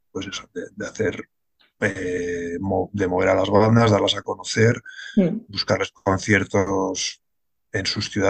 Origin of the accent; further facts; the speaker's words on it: Pamplona, Navarre, Spain; also born or lived in Germany / Barcelona; now in Madrid, Spain; eh, soy de Pamplona, aunque he dado más vueltas que una peonza. Eh, lo más largo que fue vivir en Alemania seis años y ahora ya llevo casi ocho aquí en Madrid.